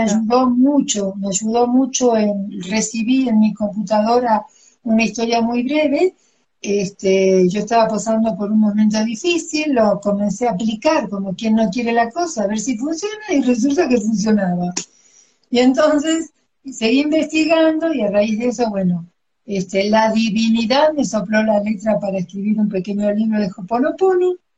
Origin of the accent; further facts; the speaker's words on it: Argentina; moved away as an adult; also born or lived in Cuernavaca, Mexico; now in Mexico City, Mexico; nací en Argentina y vivo en México desde hace 21 años